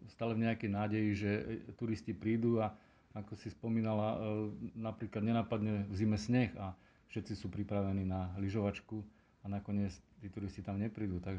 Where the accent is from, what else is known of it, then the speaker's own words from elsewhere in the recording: Terchová, Žilina Region, Slovakia; pochádzam z Terchovej